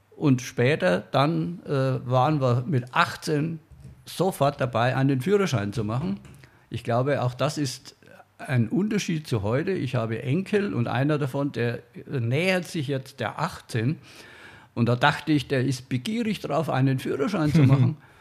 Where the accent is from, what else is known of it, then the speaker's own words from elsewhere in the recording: Franconia, Bavaria, Germany; Als Franke